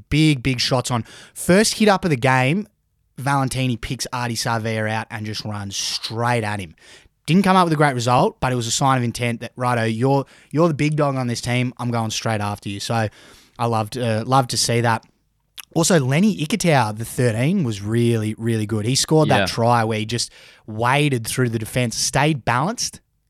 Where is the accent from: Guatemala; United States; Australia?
Australia; Now I'm saying us as Australian, yeah, rugby fans.